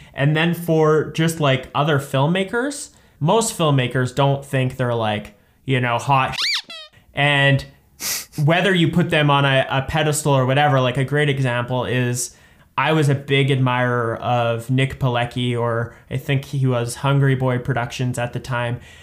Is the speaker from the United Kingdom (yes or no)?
no; Saskatoon, Saskatchewan, Canada; I'm from Saskatoon